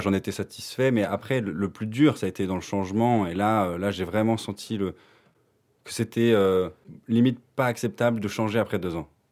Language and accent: French; France; moved away as an adult; now in Belgium; je viens de France et euh, je suis parti en Belgique pour euh, faire kiné